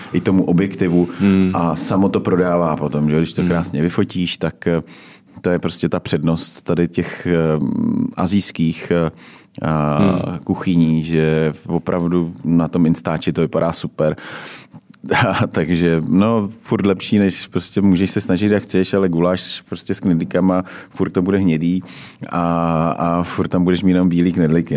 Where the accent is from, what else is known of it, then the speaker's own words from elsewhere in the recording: Czechia; my obecně jako Češi